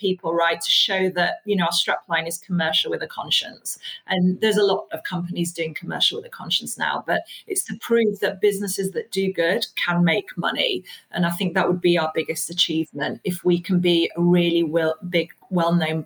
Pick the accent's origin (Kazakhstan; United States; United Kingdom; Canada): United Kingdom; also born or lived in Iraq; I was born in Iraq, you know, brought up a British